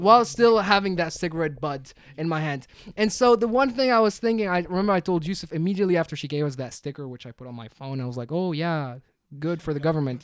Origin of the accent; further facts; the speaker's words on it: Tunisia; moved away; also born or lived in London / Abu Dhabi; I love my home country more than anything. I'm Tunisian.